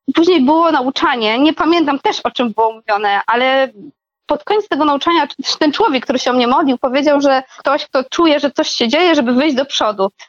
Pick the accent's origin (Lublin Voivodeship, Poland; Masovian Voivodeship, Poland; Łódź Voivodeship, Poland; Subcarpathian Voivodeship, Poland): Subcarpathian Voivodeship, Poland; Podkarpacie; moved away; Ja pochodzę też z takiego małego miasta na Podkarpaciu